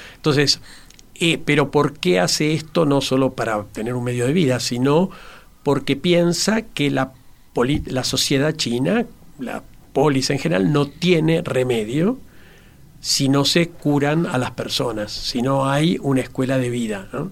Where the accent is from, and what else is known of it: Uruguay